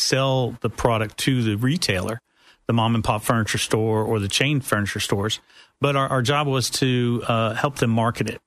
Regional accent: Tennessee, United States; accent: Appalachian American; moved away as an adult; also born or lived in West Virginia; now in Orlando, United States; As you can tell from my Appalachian American accent, I'm from the great state of Tennessee.

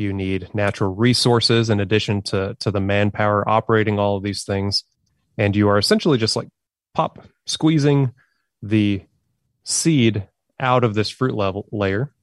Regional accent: Oklahoma, United States; now in Arkansas, United States; I grew up in Oklahoma, which is, you know, just right next door to Arkansas

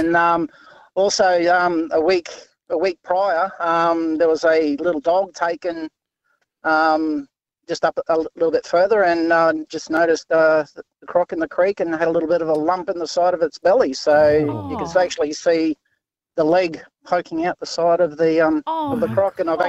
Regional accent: Cairns, Queensland, Australia; I'm actually from Cairns in far north Queensland, and I used to work at the showgrounds up there

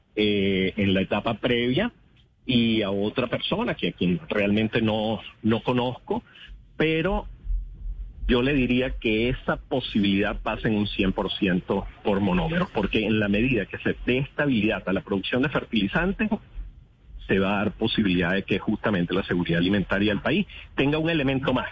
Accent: Venezuela; como venezolano

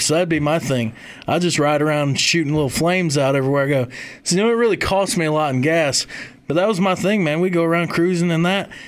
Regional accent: Kalamazoo, Michigan, United States; moved away; also born or lived in Union, South Carolina; I'm from the middle of the mitten. I'm from Kalamazoo

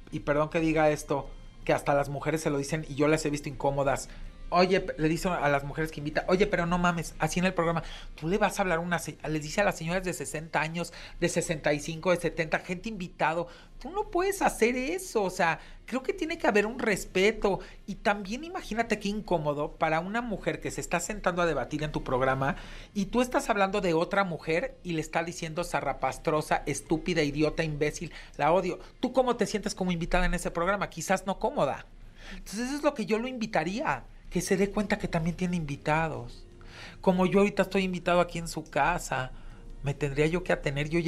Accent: Mexico; como mexicano, tu partido es México.

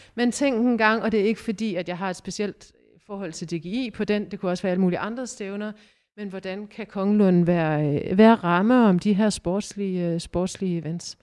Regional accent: Aarhus, Central Denmark Region, Denmark; som aarhusianere

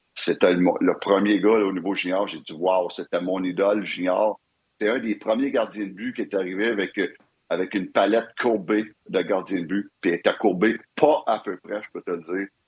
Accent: Quebec, Canada

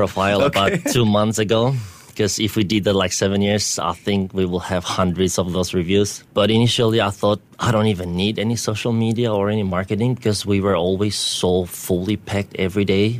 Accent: Albania; moved away as an adult; now in Singapore; Like, I'm from Albania

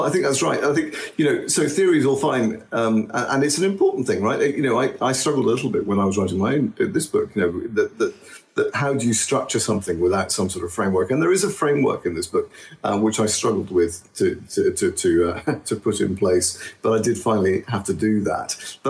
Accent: Egypt; also born or lived in Australia; I grew up in Egypt and Australia. I worked in Switzerland and the States.

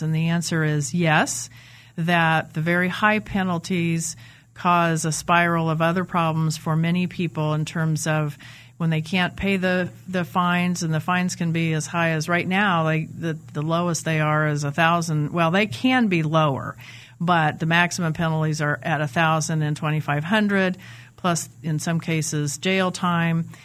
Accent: Manhattan, Kansas, United States; moved away as an adult; now in Wichita, United States; I grew up in Manhattan, Kansas. My dad taught at the university there, so I Grew up there, went to college there, and then moved to Wichita in nineteen eighty-six

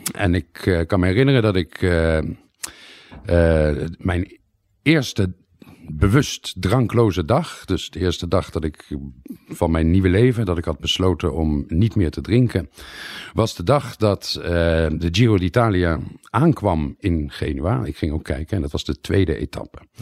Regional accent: Netherlands; moved away as an adult; also born or lived in Leiden, Netherlands; now in Italy

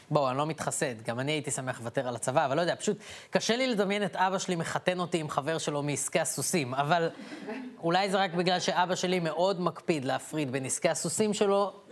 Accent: Israel; ניסיתי באמת לייצג את ישראל בכבוד ותמיד הלכתי לכל מקום ואמרתי שאני קודם כל ישראלית ואני אני מי שאני בגלל איפה שגדלתי.

